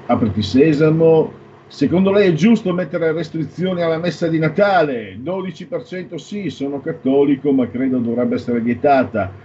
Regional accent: Pordenone area, Friuli-Venezia Giulia, Italy; dalle mie parti non ti dico, Pordenone è un misto

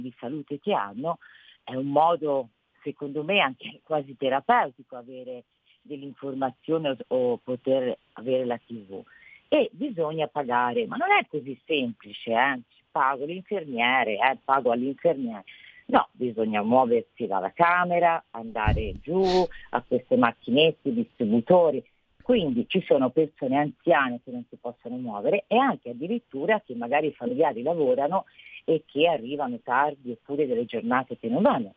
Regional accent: Tuscany, Italy; sono toscana

